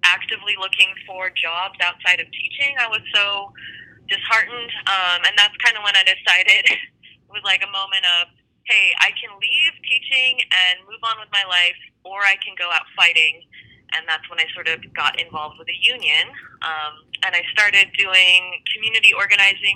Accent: Aurora, Colorado, United States; also born or lived in France; now in Denver, United States; I'm originally from Aurora, Colorado. After I graduated high school, I went to school out of state

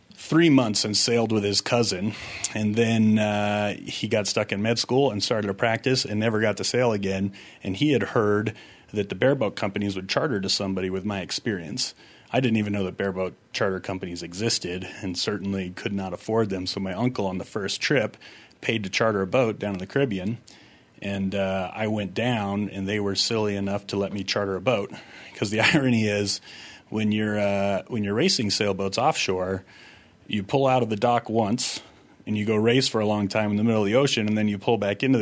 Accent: Vermont, United States; moved away as an adult; now in Utah, United States; I grew up in Vermont

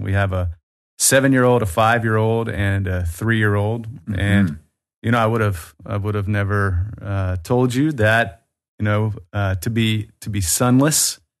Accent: Birmingham, Alabama, United States; accent: Southern; now in North Caucasus, Russia; I'm from Birmingham, Alabama.

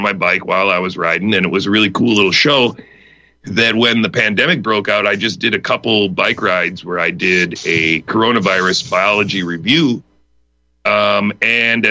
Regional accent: Wisconsin, United States; now in Pittsburgh, United States; I grew up in Wisconsin

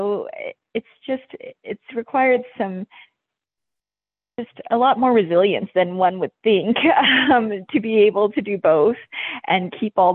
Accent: southern New Mexico, United States; also born or lived in Thailand / Albuquerque, New Mexico; born in Thailand, and I moved to New Mexico when I was fairly young and grew up in a small border town in southern New Mexico

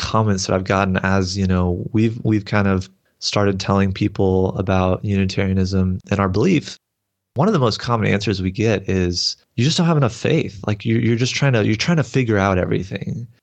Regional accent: Texas, United States; I grew up in the Southern Baptist Church, so I kinda come from that background in Texas here

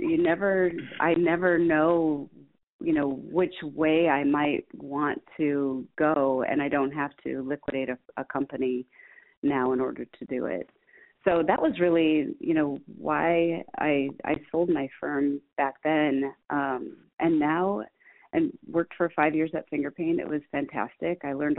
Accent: Midwest, United States; We are growing an agency that is, roots are in the Midwest, and I'm a Midwesterner

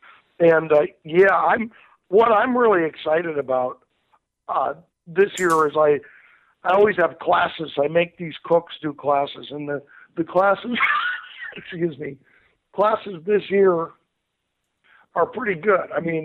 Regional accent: Indio, California, United States; born or raised there

